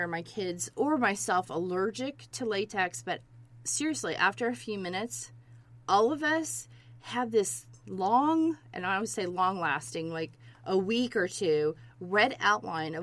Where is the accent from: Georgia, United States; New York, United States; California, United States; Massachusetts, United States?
Georgia, United States; I grew up in Georgia